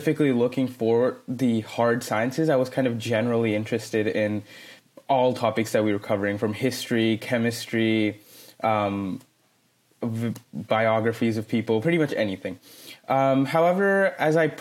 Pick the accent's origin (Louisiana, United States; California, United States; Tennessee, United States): California, United States; Fremont; now in Sacramento, United States; I mainly grew up in Fremont, California, which is a town in the California Bay Area, not far from San Jose